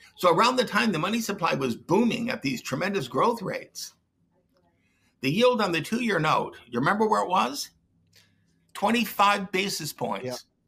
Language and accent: English; Detroit, Michigan, United States; I grew up in Detroit